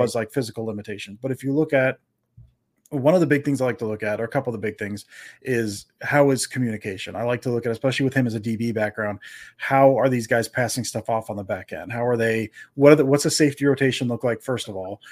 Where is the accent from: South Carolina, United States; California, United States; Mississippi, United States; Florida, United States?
Florida, United States; we grew up in Florida